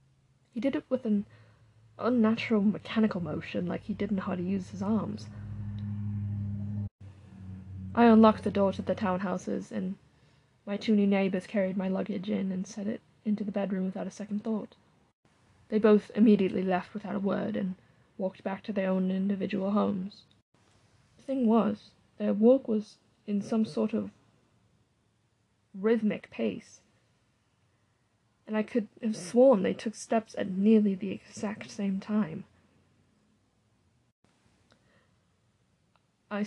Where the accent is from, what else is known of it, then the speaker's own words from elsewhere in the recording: New Mexico, United States; I'm from New Mexico, and in comparison to New Mexico's hot and sunny weather and its more hardened wildlife, Maine and its cold, dry air